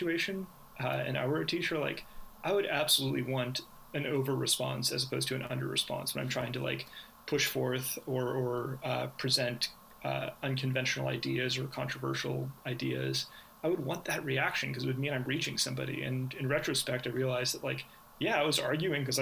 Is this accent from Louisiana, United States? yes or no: no; Manhattan Beach, California, United States; now in El Segundo, United States; I live in El Segundo now. I grew up in Manhattan Beach